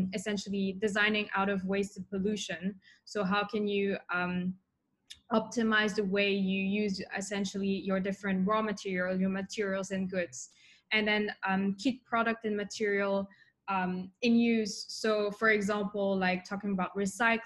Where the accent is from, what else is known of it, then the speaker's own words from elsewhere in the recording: Switzerland; moved away as an adult; also born or lived in Tokyo; now in Singapore; in Switzerland. So I was born and grew up there.